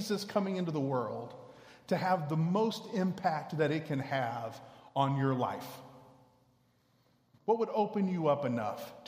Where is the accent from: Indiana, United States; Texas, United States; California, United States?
Texas, United States; Houston; I grew up in Houston